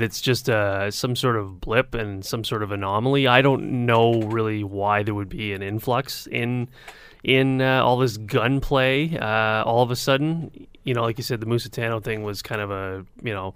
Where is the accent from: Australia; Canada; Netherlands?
Canada; Hamilton, Ontario; I grew up on the mountain